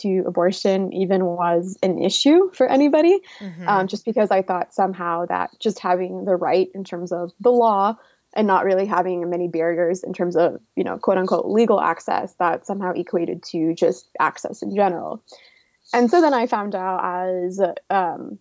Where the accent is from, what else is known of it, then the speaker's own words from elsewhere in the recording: Oklahoma, United States; moved away as an adult; also born or lived in California; I am from Oklahoma. I've lived here essentially since I was 3 and before I moved to California for college